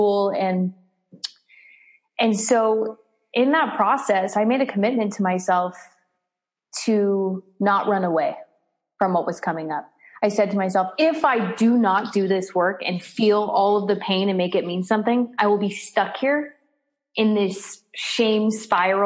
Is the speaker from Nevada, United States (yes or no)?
yes; Las Vegas, Nevada, United States; I was born in Las Vegas, Nevada